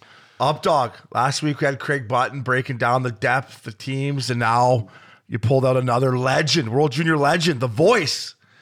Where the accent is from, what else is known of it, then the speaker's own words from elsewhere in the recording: Port Hope, Ontario, Canada; I grew up in Port Hope